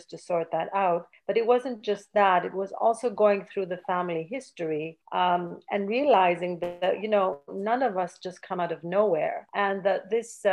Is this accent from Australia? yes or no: no; Canada; also born or lived in Athens, Greece; I was born in Athens, and at a very early age, around 3 years old, we had to suddenly leave Greece due to a dictatorship. And I was brought to Canada, and that's where I grew up